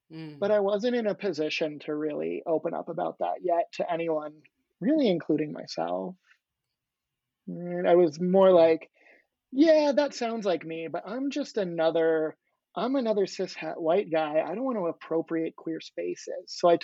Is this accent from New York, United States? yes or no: yes; Long Island, New York, United States; born there; So I was born in Long Island, New York, and then I spent some time as a child before going to graduate school to get my PhD in philosophy.